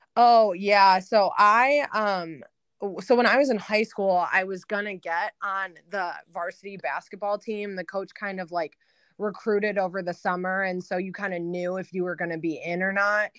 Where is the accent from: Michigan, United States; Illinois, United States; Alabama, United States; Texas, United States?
Michigan, United States; outer Metro Detroit; I'm born and raised in Michigan. Um, I guess, like, outer Metro Detroit